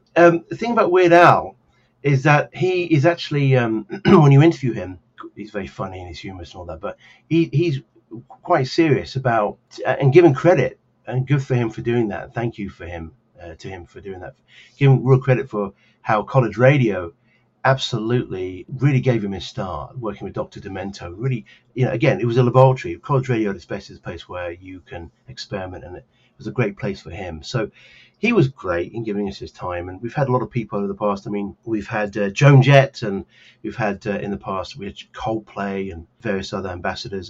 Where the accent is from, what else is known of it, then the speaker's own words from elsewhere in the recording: Donetsk, Donetsk Oblast, Ukraine; now in Kharkiv, Ukraine; I live and study in Kharkiv, but actually I'm from Donetsk